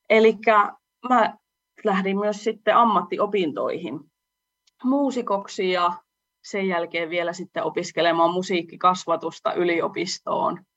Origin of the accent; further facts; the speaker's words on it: Salla, Lapland, Finland; moved away as an adult; now in Oulu, Finland; laulaja lauluntekijä Oulusta. Mun juuret on tuolla Lapissa, Sallassa. Siellä mä oon syntynyt ja asunut melkein 20 vuotta, mutta nyt on sitten asettunut, olisinko mä noin kahdeksan vuotta asunut sitten Oulussa, eli oululaistunut laula- ja lauluntekijä